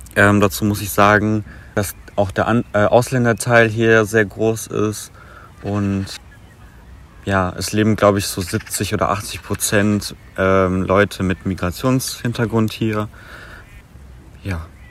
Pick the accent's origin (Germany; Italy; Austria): Germany; Bottrop, North Rhine-Westphalia; aufgewachsen, meine Kindheit, meine Jugend verbracht